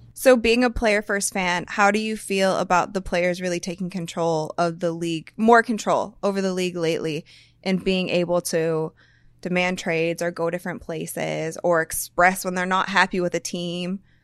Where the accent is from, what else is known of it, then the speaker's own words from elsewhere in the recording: Akron, Ohio, United States; I grew up in Akron